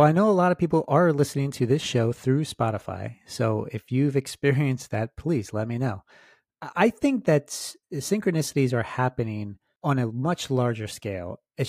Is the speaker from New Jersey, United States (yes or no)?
no; Souderton, Pennsylvania, United States; I grew up in Souderton, so not far from there.